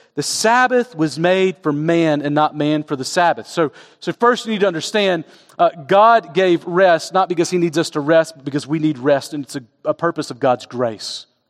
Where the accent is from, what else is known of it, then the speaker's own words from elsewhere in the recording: Southeast, United States; When I was growing up in the Southeast